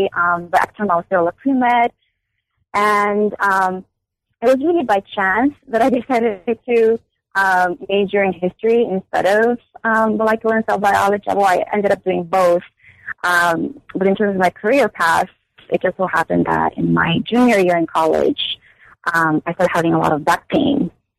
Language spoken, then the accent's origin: English; São Paulo, Brazil; now in United States; I was born and raised in Sao Paulo, Brazil. I am Korean, so I identify myself primarily as Asian American.